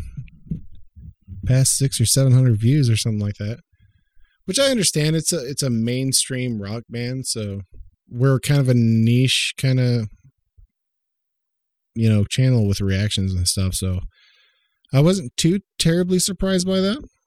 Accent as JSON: {"language": "English", "region": "Oklahoma", "country": "United States", "tie": "born or raised there", "said": "I grew up in Oklahoma"}